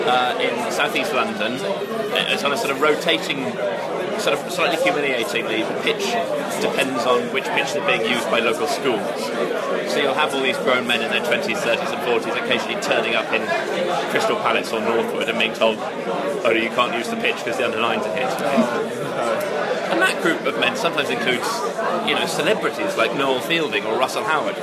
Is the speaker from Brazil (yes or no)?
no; Tokyo, Japan; born there; I was born in Tokyo